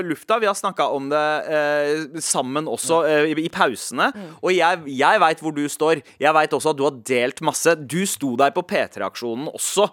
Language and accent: Norwegian; Drammen, Buskerud, Norway; der jeg kommer fra, så er det veldig populært med gull. Altså Drammen